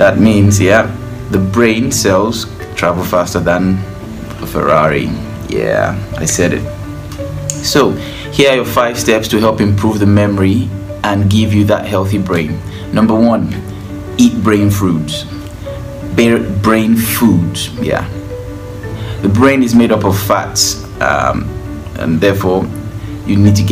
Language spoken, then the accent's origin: English; Nigeria; I'm from Nigeria